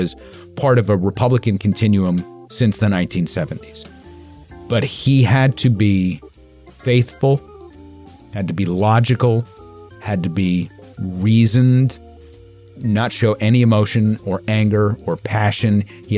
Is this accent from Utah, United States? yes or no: no; New York, United States; So I grew up in New York